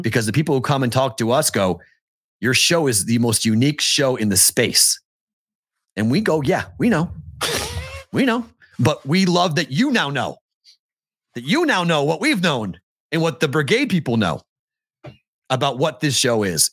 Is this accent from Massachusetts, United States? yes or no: yes; Andover, Massachusetts, United States; moved away; I'm from Andover, Massachusetts